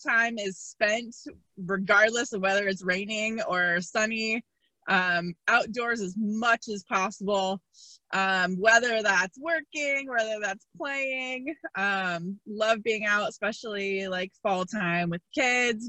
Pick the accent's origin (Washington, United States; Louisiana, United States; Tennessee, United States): Washington, United States; Seattle; I am from Seattle, Washington